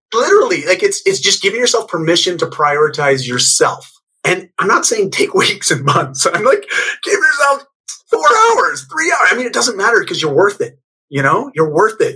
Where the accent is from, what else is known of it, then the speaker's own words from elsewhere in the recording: Canada; also born or lived in Bali; I'm Canadian